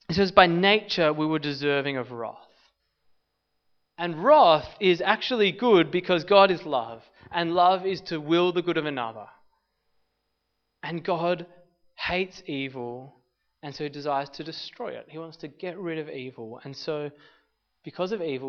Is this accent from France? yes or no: no; Australia